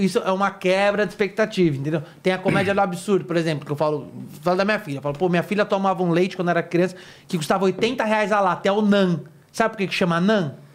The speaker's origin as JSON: {"language": "Portuguese", "region": "São Paulo", "country": "Brazil", "said": "eu, como paulista"}